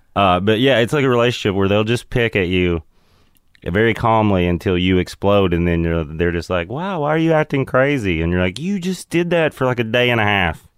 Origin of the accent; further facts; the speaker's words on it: Crossville, Tennessee, United States; moved away; also born or lived in Seattle; Crossville, Tennessee. It's between Knoxville and Nashville. It's a little mountain town, basically.